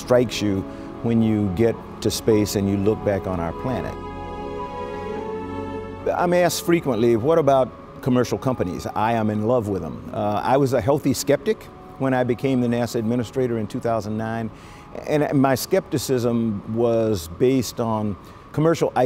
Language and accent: English; Columbia, South Carolina, United States; when I grew up in Columbia, South Carolina